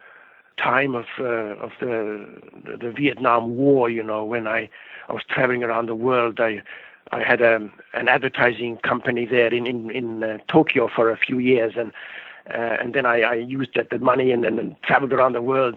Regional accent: Estonia; now in Canada; I was born in Estonia where for 50 years we weren't able to talk back against the government.

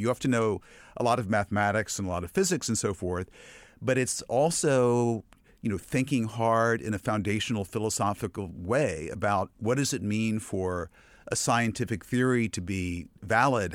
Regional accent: Virginia, United States; I grew up in Virginia

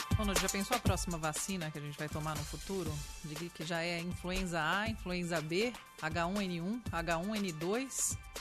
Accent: São Paulo, Brazil; sou paulistana da gema, né? uhum. né? Aquela coisa, nasce em São Paulo

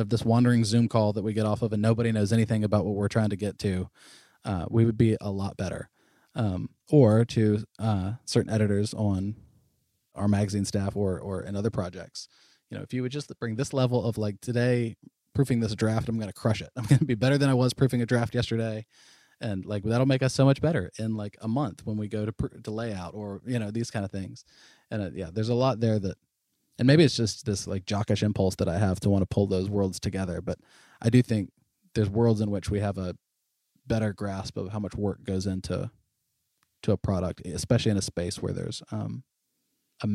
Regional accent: North Florida, United States; I'm from North Florida

